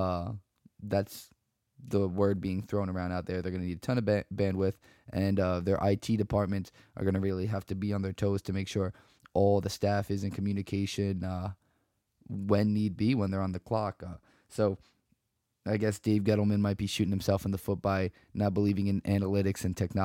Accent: Weehawken, New Jersey, United States; for my hometown, Weehawken sports in general

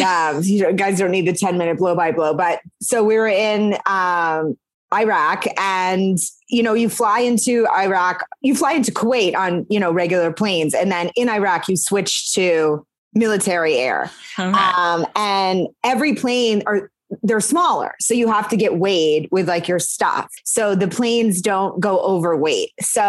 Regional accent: Maine, United States; moved away as an adult; also born or lived in Montreal, Canada / New York, United States; now in Los Angeles, United States; I'm from Maine. I mm-hmm. went to college in Quebec.

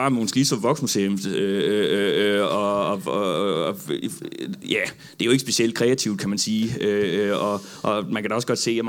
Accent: Odense, Southern Denmark, Denmark; Ja, altså jeg, jeg kommer jo fra, øh, hvad hedder det, jeg kommer fra Odense

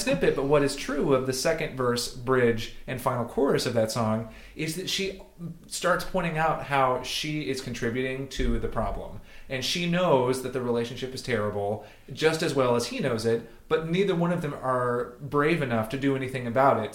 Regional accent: Chattanooga, Tennessee, United States; I am from Southeast Tennessee, from Chattanooga

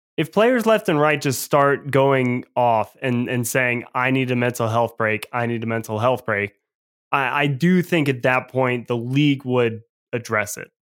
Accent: Atlanta, Georgia, United States; growing up in Atlanta

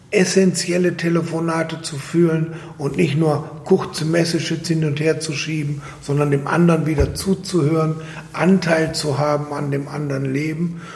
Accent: Germany; now in Austria; ich als Deutscher

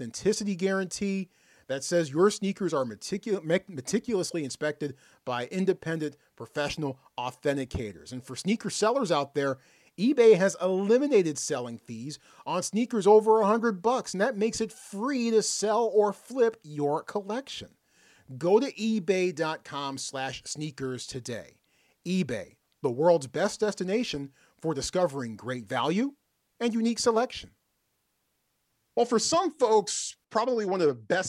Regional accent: Oklahoma City, Oklahoma, United States; my hometown, Oklahoma City

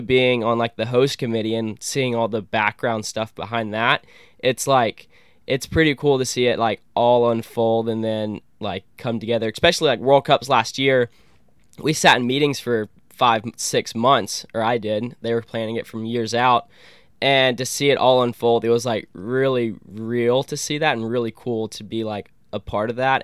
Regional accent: Columbus, Georgia, United States; this is my hometown

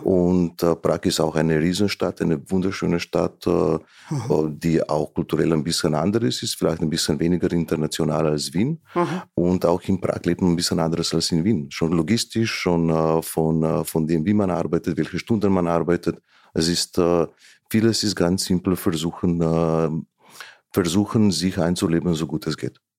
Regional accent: Slovenia; German is a second language; moved away as an adult; now in Vienna, Austria; wurde in Slowenien geboren und mhm. habe auch die ersten Jahre, ne, die, die bis zur Mittelschule in Slowenien gelebt

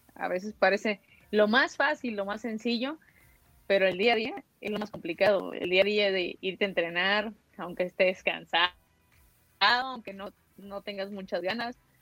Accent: Mexico; also born or lived in Guadalajara, Jalisco; es aquí, es en mi país, es en mi tierra

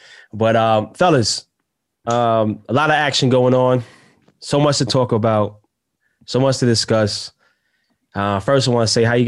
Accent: New York City, New York, United States; I'm from New York City, Jamaica, Queens, to be exact.

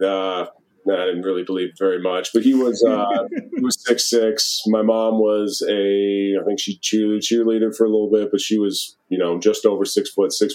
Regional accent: Maryland, United States; moved away as an adult; also born or lived in Wisconsin; Maryland, born and raised until I left in, you know, right after high school to go to college.

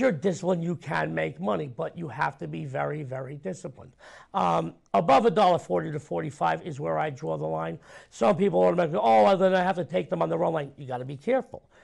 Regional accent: New York, United States; I'm a New Yorker

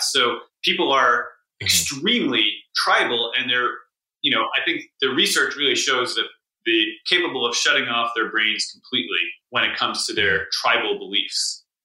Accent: Newton, Massachusetts, United States; my hometown Newton, where there's basically no murders

